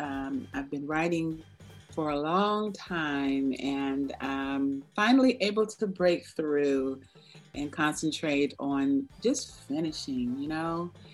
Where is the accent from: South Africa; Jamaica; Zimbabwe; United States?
United States; Maryland; I grew up on Andrews Air Force Base, more of my teen years, and I had an awesome, awesome teenage run there at Andrews.